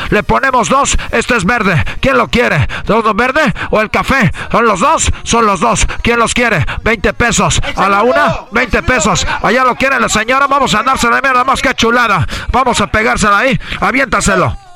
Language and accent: Spanish; Mexico; como buen mexicano mexicano, tenemos aquí